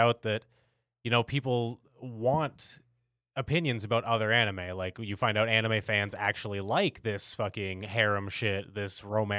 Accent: United States; as an American anime fan who grew up in Toonami

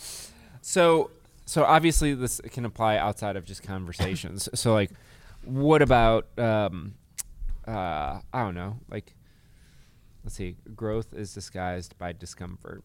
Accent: Chicago, Illinois, United States; moved away as an adult; now in Mobile, United States; I'm from Chicago

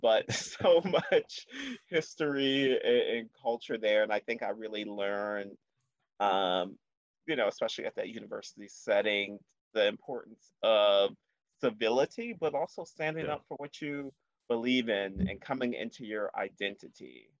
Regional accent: Baltimore, Maryland, United States; I am born and raised in Baltimore, but I moved around a bit

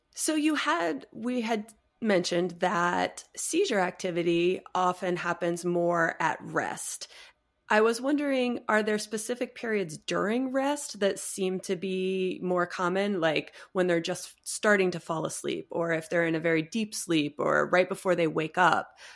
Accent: Cedar Rapids, Iowa, United States; moved away as an adult; now in Las Vegas, United States; I'm actually from Iowa. So, I was born in Cedar Rapids and I went to vet school at, at Iowa State.

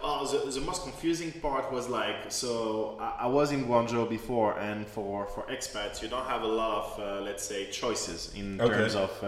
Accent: France; moved away; I was born and raised in France.

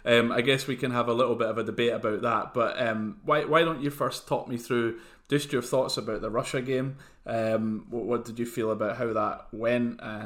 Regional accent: Scotland, United Kingdom; I think for a little bit of balance, I mean, I despite me saying it's shite being Scottish

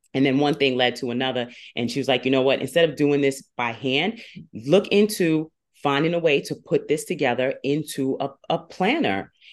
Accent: Long Island and Queens, New York, United States; I come to you from New York by way of Long Island and Queens

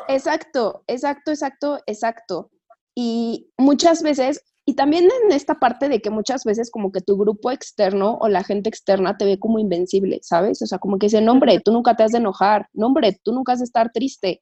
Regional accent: Toluca, State of Mexico, Mexico; moved away as an adult; now in Mexico City, Mexico; yo vivo en, mis papás viven en Toluca, yo vivo en México, pero yo soy de Toluca

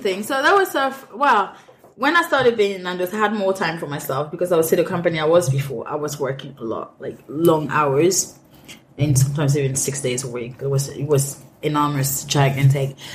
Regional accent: Cameroon; English is a second language; moved away as an adult; also born or lived in France; now in London, United Kingdom; I'm Cameroonian. I grew up in Cameroon

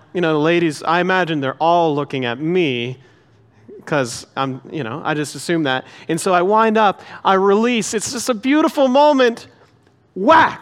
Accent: Pennsylvania, United States; moved away; I grew up in Pennsylvania

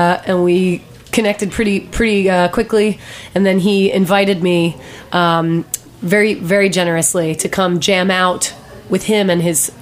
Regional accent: Delaware, United States; I grew up in Delaware.

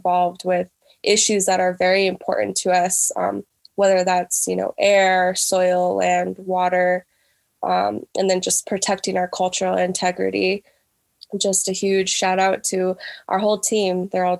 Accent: Sandia Pueblo, New Mexico, United States; I am from San Diego, Pueblo. I live here. I've grown up here. But I'm also Yuchi from the Oklahoma area on my mother's side. So I'm a Pueblo Southern Plains.

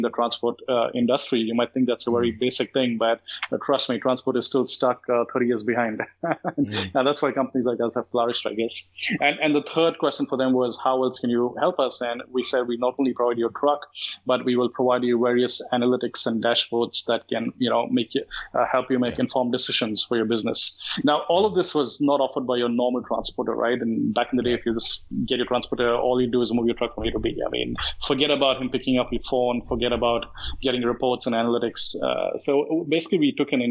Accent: India; now in Malaysia; I come from India and I'm from a middle-class family.

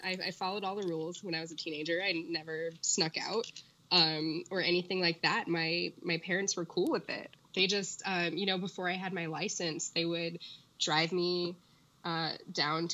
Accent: Orange, California, United States; when I was a teenager growing up in Orange

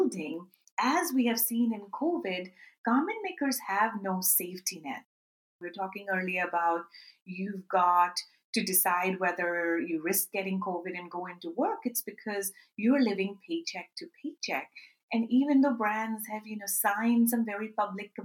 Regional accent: Karachi, Sindh, Pakistan; my hometown of Karachi, Pakistan

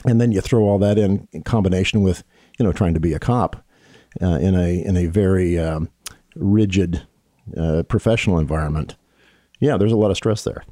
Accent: Bellevue, Washington, United States; I was raised on the East Side in Bellevue

